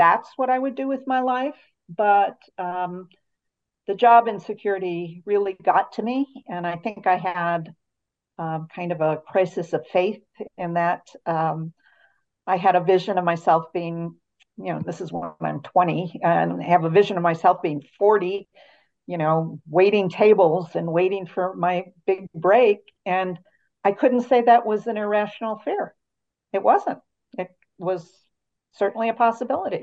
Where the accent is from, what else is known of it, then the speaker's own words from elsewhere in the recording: Chicago, Illinois, United States; moved away as an adult; also born or lived in Wisconsin; now in Utah, United States; I was born in Chicago, Illinois, and grew up in the suburbs of Chicago